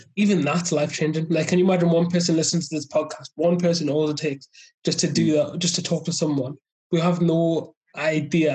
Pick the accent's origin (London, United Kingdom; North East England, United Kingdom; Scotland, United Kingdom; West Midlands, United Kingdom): North East England, United Kingdom; South Shields; also born or lived in Loughborough; I'm from South Shields